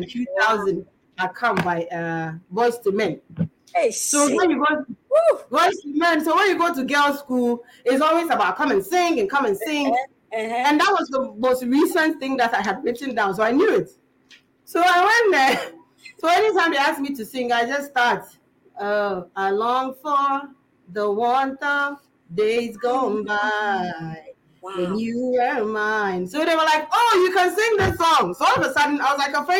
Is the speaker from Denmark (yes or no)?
no; Ghana; also born or lived in England